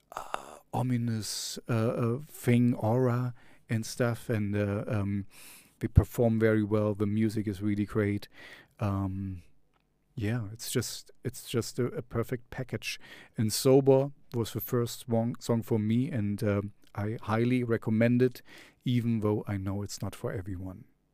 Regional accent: East Germany, Germany; English is a second language; I grew up in East Germany, so we had the Sandmännchen

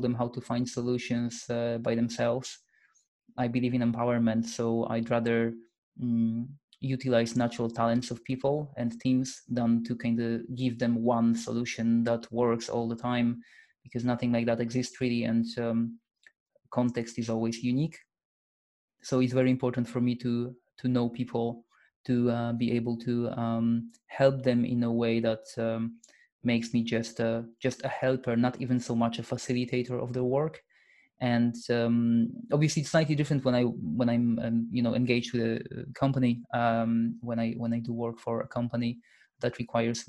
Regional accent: Poland; now in Edinburgh, United Kingdom; I'm Polish. I come from Poland, but I've lived here for a long time now

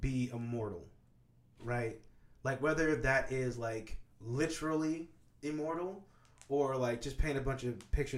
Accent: Kansas, United States; moved away; I grew up in Kansas

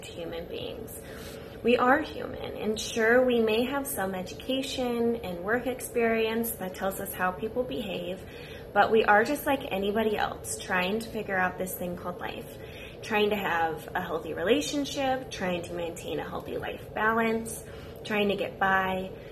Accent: St. Louis, Missouri, United States; moved away as an adult; now in Chicago, United States; I'm originally from St. Louis

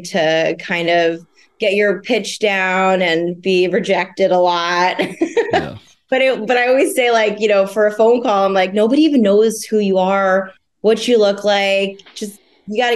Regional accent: New Jersey, United States; moved away as an adult; also born or lived in Philadelphia, Pennsylvania; now in Rhode Island, United States; I'm originally from New Jersey, and I lived in Philly for about 5 years

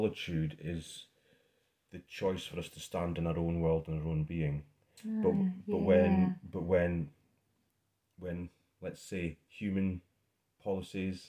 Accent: Scotland, United Kingdom; being Scottish

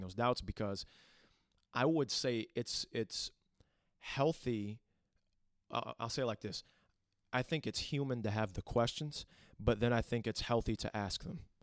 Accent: Toledo, Ohio, United States; Born and raised in Toledo, Ohio

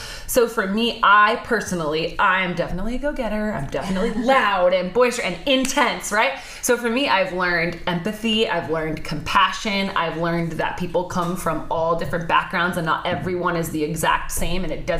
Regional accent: Orange County, California, United States; I grew up in Orange County. I'm the oldest of four girls, so I was automatically raised the toughest just because I'm the oldest.

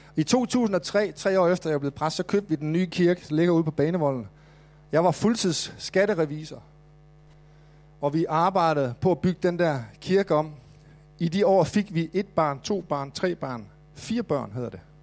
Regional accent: Mors, North Denmark Region, Denmark; now in Copenhagen, Denmark; jeg voksede op på Mors

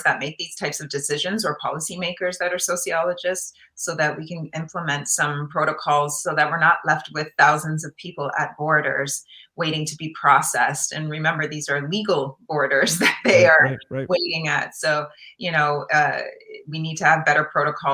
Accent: Guelph, Ontario, Canada; moved away as an adult; now in United States; I grew up in Guelph, Ontario in Canada

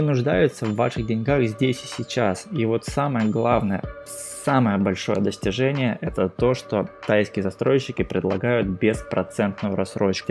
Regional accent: Vladivostok, Primorsky Krai, Russia; moved away as an adult; now in Thailand; Я, например, из Владивостока

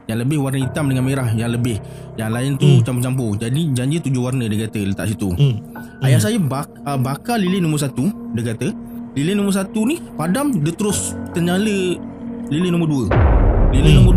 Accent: Kedah, Malaysia; born there; Saya lahir kat kat Kedah. Uh, rumah dua tingkat dan rumah yang kat kampung lah

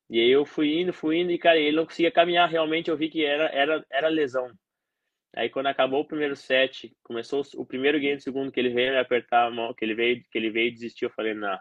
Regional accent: South Region, Brazil; Eu, eu sou do Sul, é, sabe, tudo isso era um fator que poderia influenciar muito no jogo.

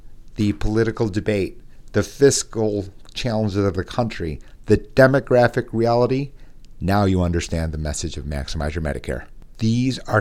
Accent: Midwest, United States; accent: nasal Midwest; my nasal Midwest accent

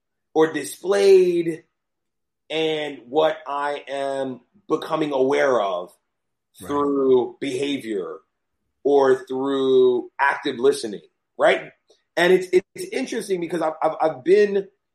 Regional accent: New York, United States; also born or lived in Los Angeles / Atlanta; I was born in New York, left New York to go to school, traveled, came back to New York

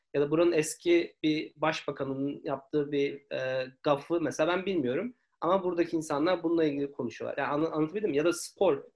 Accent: Turkey; moved away as an adult; also born or lived in Istanbul; now in Sydney, Australia; ben 2017 yılında e, ayrıldım Türkiye'den.

